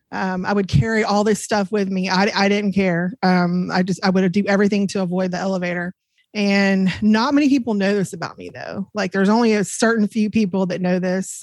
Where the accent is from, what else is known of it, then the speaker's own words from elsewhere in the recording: DeSoto, Texas, United States; also born or lived in Plano, Texas / Glen Heights, Texas; I grew up in Plano, and I grew up in DeSoto, Glen, uh, DeSoto, Texas.